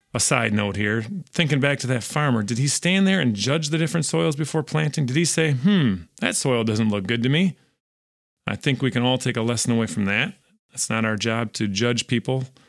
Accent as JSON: {"language": "English", "region": "West Michigan", "country": "United States", "tie": "born or raised there", "said": "growing up in West Michigan"}